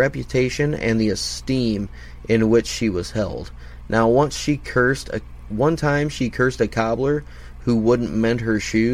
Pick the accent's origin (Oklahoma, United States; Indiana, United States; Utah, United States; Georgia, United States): Indiana, United States; my home state of Indiana